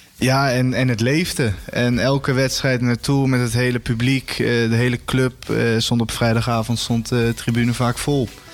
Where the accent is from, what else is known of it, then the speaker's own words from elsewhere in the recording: Houten, Utrecht, Netherlands; moved away as an adult; now in Rotterdam, Netherlands; geboren in Houten, getogen in Houten